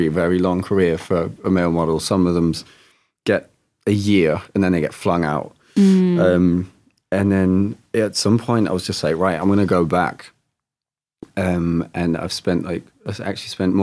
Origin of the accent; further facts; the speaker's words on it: Germany; moved away; I'm half English, half German. I spent my adolescence in Germany.